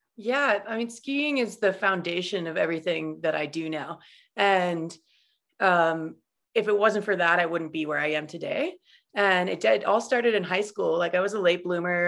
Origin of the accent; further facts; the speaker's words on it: Idaho, United States; moved away as an adult; also born or lived in Utah; growing up in Idaho